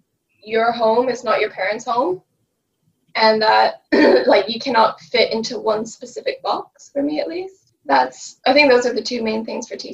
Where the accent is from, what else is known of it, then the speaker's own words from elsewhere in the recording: France; also born or lived in United Kingdom; oh, I'm French and British, I lived abroad, hence my accent.